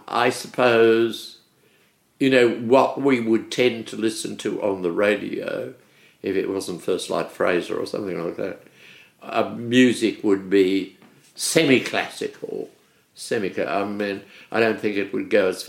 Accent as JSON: {"language": "English", "town": "Melbourne", "region": "Victoria", "country": "Australia", "tie": "born or raised there", "also_born_or_lived": "Sydney", "moved": "as an adult", "said": "I was born in Melbourne. I'd never left Melbourne until I went off on this tour."}